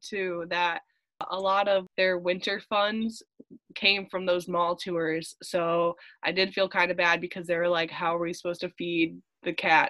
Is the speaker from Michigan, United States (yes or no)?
yes; Holland, Michigan, United States; I'm from Holland